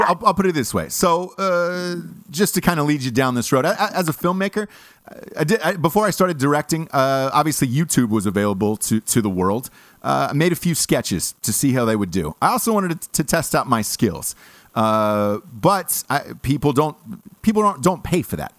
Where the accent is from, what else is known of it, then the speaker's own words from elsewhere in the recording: Los Angeles, California, United States; I'm from Los Angeles